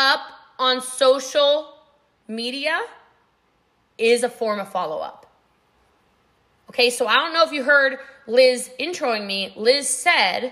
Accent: United States; I'm from America

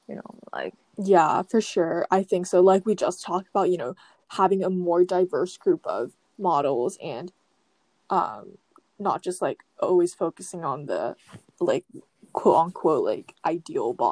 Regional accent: Tokyo, Japan; also born or lived in Taiwan; I was born in Japan, but you know, I moved to Taiwan when I was about one, and I basically lived there up until I was eight, and then I moved back to Tokyo when I was in fourth grade.

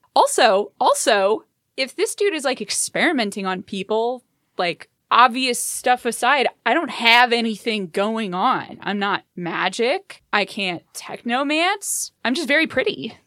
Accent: Memphis, Tennessee, United States; childhood, yeah, Memphis.

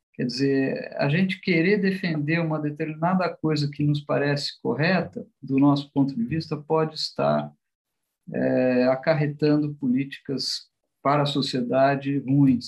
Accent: São Paulo, Brazil; also born or lived in New York; Eu nasci em São Paulo, vivi aqui grande parte, quase toda a minha vida.

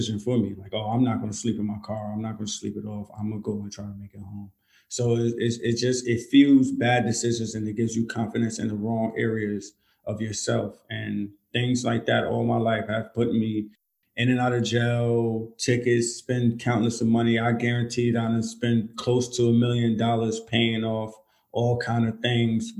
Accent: New York, United States; now in Georgia, United States; I'm originally from New York, so we live by a slogan, it is what it is

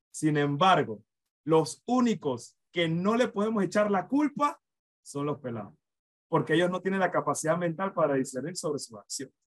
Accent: Panama; nosotros como nación, nosotros como Estado panameño

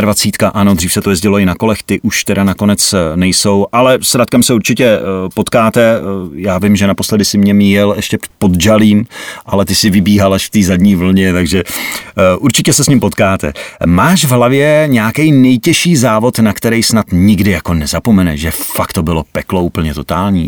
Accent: Vrchlabí, Hradec Králové Region, Czechia; U nás v Krakonoších, protože já jsem vrchlabák

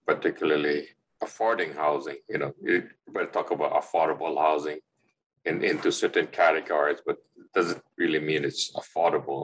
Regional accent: Kauai, Hawaii, United States; I'm from Kauai

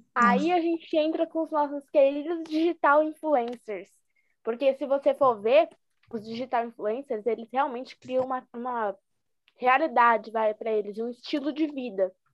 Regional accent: São Paulo, Brazil

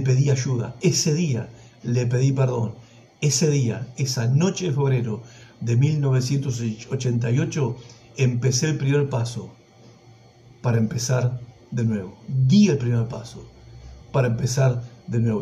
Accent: Villa Madero, Buenos Aires Province, Argentina; allá en mi barrio de donde soy, en Villa Madero, provincia de Buenos Aires

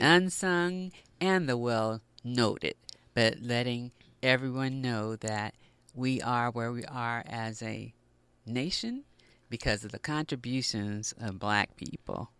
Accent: Los Angeles, California, United States; I grew up in the Los Angeles area, not far from here, the West Adams area.

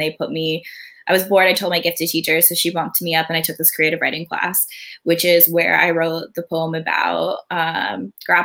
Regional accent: outside of Philadelphia, Pennsylvania, United States; also born or lived in Myrtle Beach, South Carolina; we grew up outside of Philadelphia

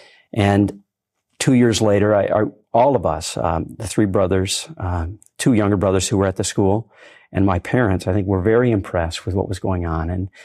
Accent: Eaton Rapids, Michigan, United States; Well, I was born in Eaton Rapids, a small town outside of Lansing, and was raised in a Catholic home.

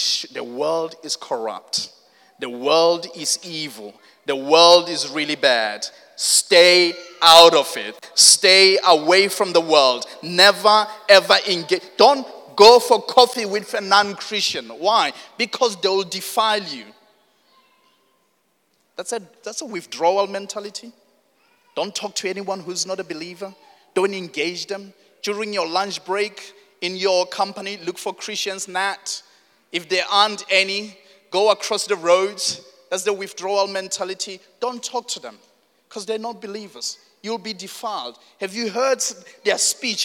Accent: South Africa; moved away; I come from South Africa

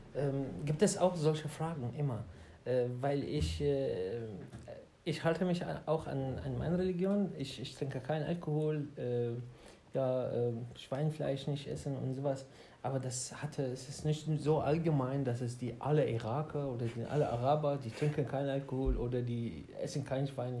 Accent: Baghdad, Baghdad Governorate, Iraq; German is a second language; moved away as an adult; now in Germany; ich komme aus äh, Irak, aus Bagdad. Und äh, ja, ich bin ungefähr seit sechs Jahren in Deutschland

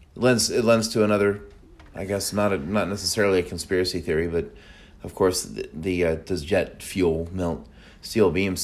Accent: United States; as an American.

